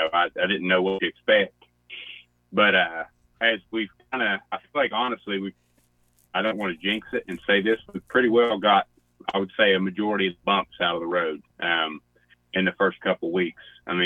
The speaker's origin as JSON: {"language": "English", "region": "West Virginia", "country": "United States", "said": "I'm from the North-South. As we just discussed a second ago, I mean, we still have accents, and we still kind of eat fried food there. So, I would say it's credible as being the South."}